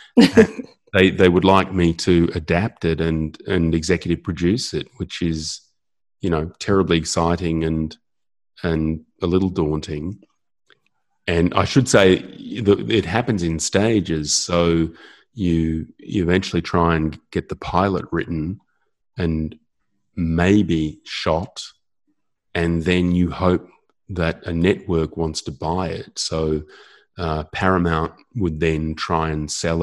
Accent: Australia; I'm Australian

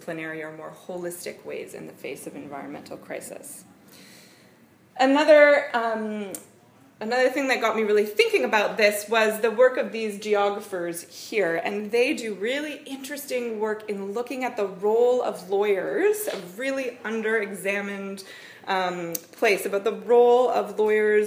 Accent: Canada; accent: Canadian; moved away as an adult; also born or lived in New Zealand; now in Wellington, New Zealand; I am also Canadian

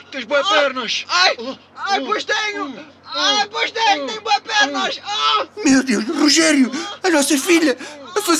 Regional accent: Marateca, Setúbal, Portugal; tenho 25 anos e venho da Marateca.

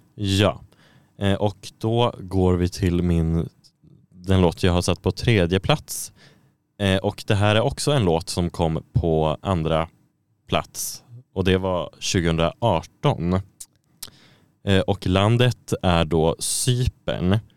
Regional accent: Sweden; som svensk

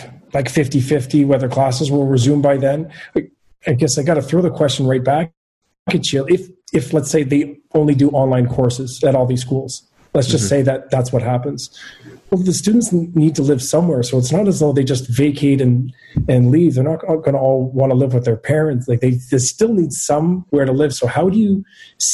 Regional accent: Montreal, Quebec, Canada; also born or lived in Ottawa; I'm born and raised in Montreal.

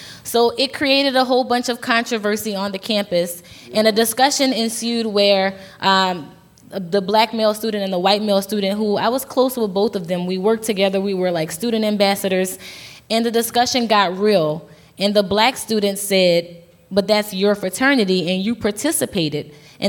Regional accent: the South, United States; I'm from the South, but I don't even think that it's something that's isolated to the South.

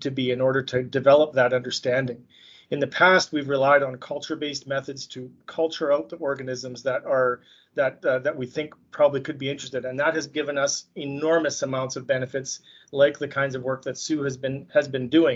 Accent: Saskatoon, Saskatchewan, Canada; also born or lived in Montreal / France / Winnipeg; I was born and raised in Saskatoon, Saskatchewan, where I currently live.

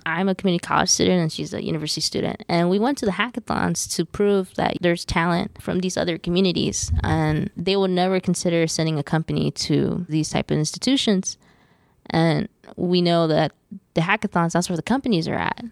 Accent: Los Angeles, California, United States; We're born and raised in East Los Angeles.

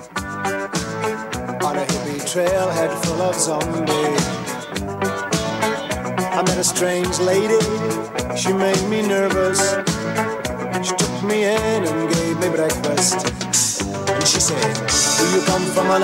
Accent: Kilkenny, Leinster, Ireland; I'm from Kilkenny. Did play minor football for Kilkenny

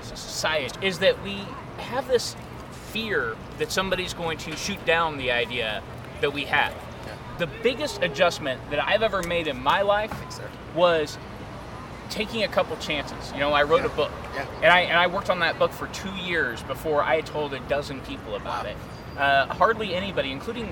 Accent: Gladstone, Missouri, United States; I grew up in Gladstone. I graduated from North Kansas City High School

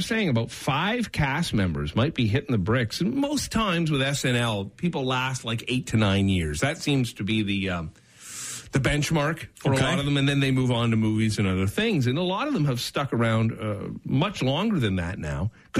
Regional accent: Brampton, Ontario, Canada; the mayor of Brampton, my hometown.

